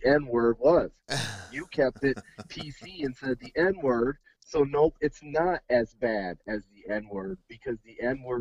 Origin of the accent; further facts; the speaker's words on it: Mendota Heights, Minnesota, United States; we grew up in Mendota Heights. Mendota Heights is a suburb of Minneapolis-St. Paul